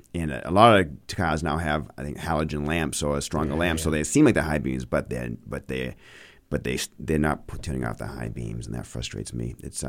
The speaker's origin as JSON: {"language": "English", "region": "Maine", "country": "United States", "tie": "born or raised there", "moved": "yes", "lives_now": "Bedford, United States", "said": "I grew up in Maine"}